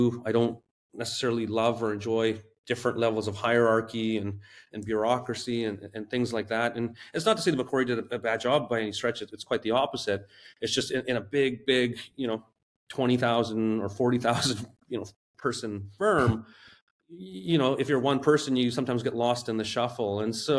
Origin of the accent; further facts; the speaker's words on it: West Coast, Canada; I grew up on the West Coast of Canada